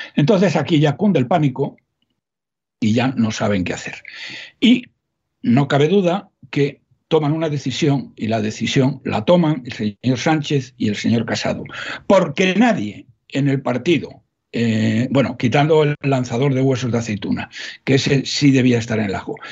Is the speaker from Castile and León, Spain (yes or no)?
yes; Salamanca, Castile and León, Spain; yo soy de Salamanca, no soy paisano de todos, más soy de Salamanca